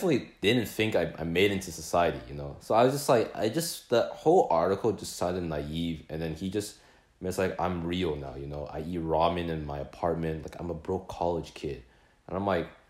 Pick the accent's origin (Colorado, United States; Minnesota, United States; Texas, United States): Texas, United States; Plano; moved away; we're from Plano